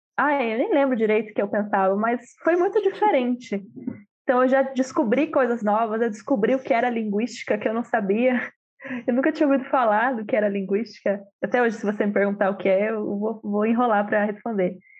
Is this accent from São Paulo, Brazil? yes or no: yes; Sorocaba, São Paulo, Brazil; moved away as an adult; Eu vivi a minha vida inteira em Sorocaba, que é uma cidade não pequena, mas do interior de São Paulo.